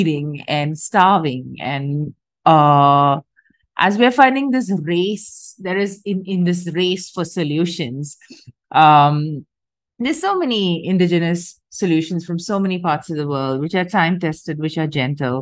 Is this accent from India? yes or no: yes; India; I'm from India